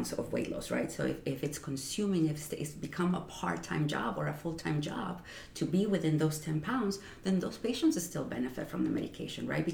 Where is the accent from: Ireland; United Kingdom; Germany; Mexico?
Mexico; moved away as an adult; also born or lived in Ciudad Juarez, Chihuahua, Mexico; now in New York, United States; growing up in Mexico